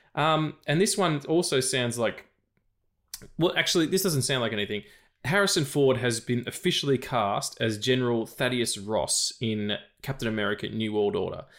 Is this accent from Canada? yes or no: no; Australia; I'm an Australian dude